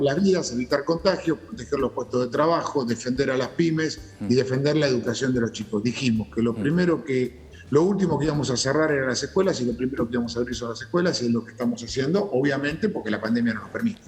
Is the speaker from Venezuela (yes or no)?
no; Mercedes, Buenos Aires Province, Argentina; also born or lived in Pilar; now in Tigre, Argentina; en una época de mi infancia viví en Mercedes